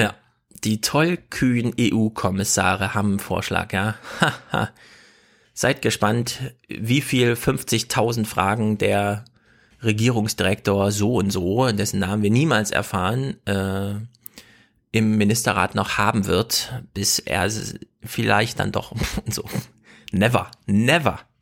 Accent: Jena, Thuringia, Germany; ich komme ja aus Jena

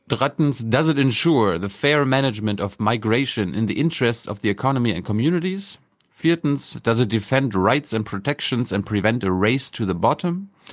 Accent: Germany; wir das als Deutsche

